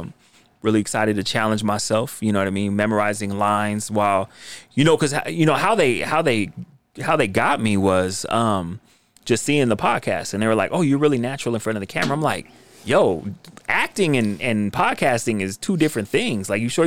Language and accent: English; Rose Park, Utah, United States; No, I'm from Rose Park, man.